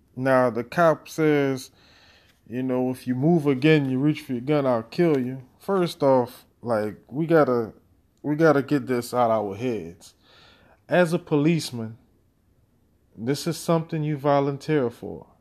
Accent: Louisiana, United States; my home state of Louisiana

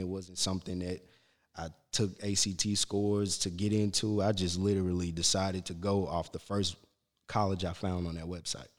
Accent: Shreveport, Louisiana, United States; moved away; also born or lived in Alexandria, Louisiana; raised in Shreveport. I'm, I was born in Alexandria

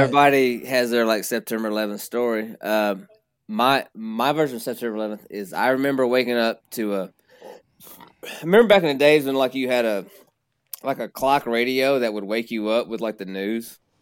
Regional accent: Princeton, Kentucky, United States; accent: twang; I'm from a small town called Princeton in, uh, the west side of the state of Kentucky

